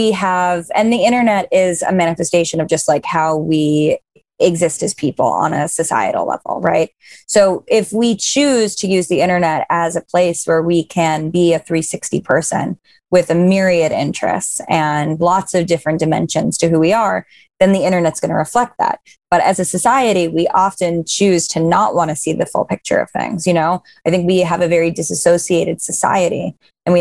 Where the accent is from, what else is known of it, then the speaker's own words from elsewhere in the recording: New York, United States; also born or lived in Los Angeles; I'm living in New York right now. I'm from New York. So it's basically a one-to-one experience of how I was raised